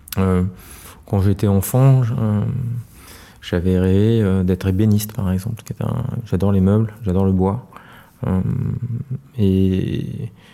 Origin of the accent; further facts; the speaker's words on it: Paris, Île-de-France, France; also born or lived in Noisy-le-Grand; Je suis parisien, très parisien. Euh, mais euh, je, suis né à, Noisy-le-Grand, euh, en Seine-Saint-Denis